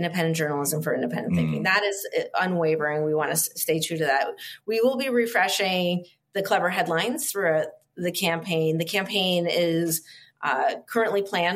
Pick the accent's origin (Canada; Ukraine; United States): Canada; I'm Canadian, so it feels just like home